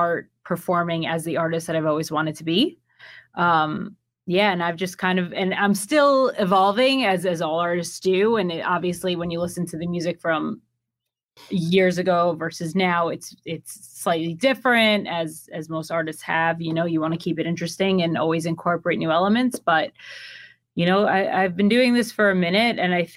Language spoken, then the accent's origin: English; New York, United States; moved away as an adult; also born or lived in Miami; I am from New York